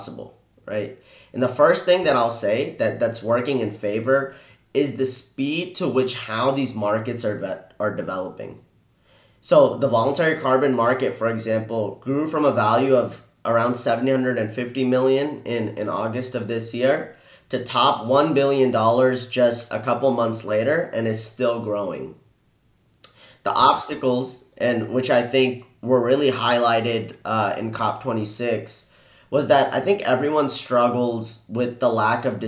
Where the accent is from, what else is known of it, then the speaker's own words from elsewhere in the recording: Houston, Texas, United States; I'm born and raised in Houston, and I've lived in Texas much of my life